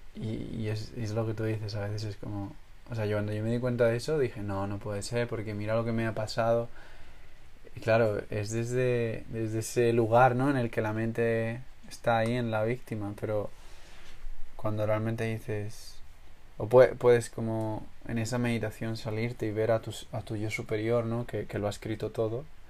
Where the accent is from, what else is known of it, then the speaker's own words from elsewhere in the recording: Spain; yo que siento que vengo de España